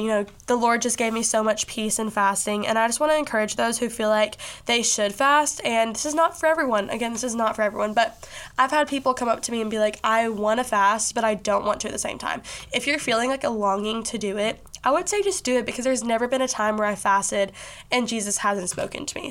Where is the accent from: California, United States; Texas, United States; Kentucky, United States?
Kentucky, United States; Bowling Green; also born or lived in Nashville, Tennessee; it's in Bowling Green, Kentucky. That's where I live. That's where I have grown up, you know, most of my life